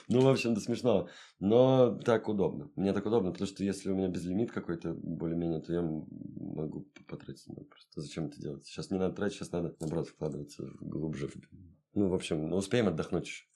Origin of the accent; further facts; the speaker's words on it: Saint Petersburg, Russia; also born or lived in Europe; Я родился в Ленинграде, жил всю жизнь здесь, не считая там в Европе поучился